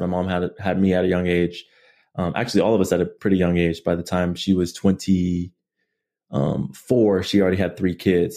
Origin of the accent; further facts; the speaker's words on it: Chula Vista, California, United States; also born or lived in Barstow, California; born and raised in, um, San Diego, California. Um, Chula Vista, more specifically